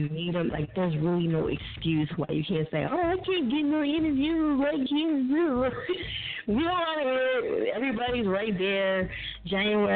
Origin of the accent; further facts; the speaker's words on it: New Jersey, United States; So I'm from Jersey